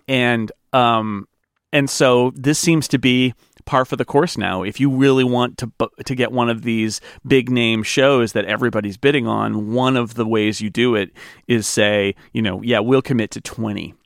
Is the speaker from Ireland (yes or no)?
no; United States; as an American